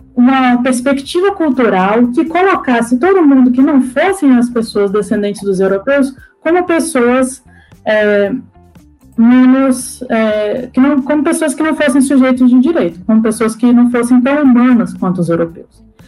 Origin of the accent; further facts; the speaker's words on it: Acre, Brazil; also born or lived in Brasília / New York; Sou acriana, né, original da Amazônia